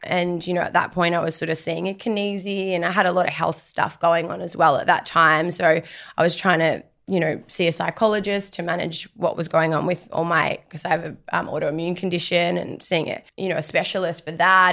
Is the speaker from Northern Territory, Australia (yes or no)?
yes; Darwin, Northern Territory, Australia; moved away as an adult; now in Melbourne, Australia; I grew up on Larrakia country, so up in Darwin